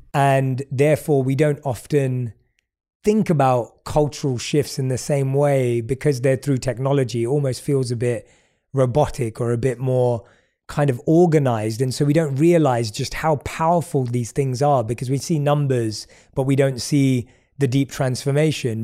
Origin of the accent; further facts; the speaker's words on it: London, United Kingdom; as a young kid growing up in London